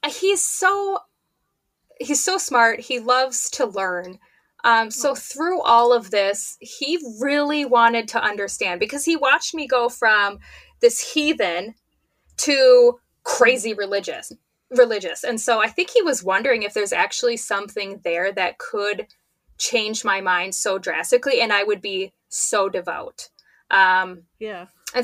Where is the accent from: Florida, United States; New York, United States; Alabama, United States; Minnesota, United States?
Minnesota, United States; I'm from Minnesota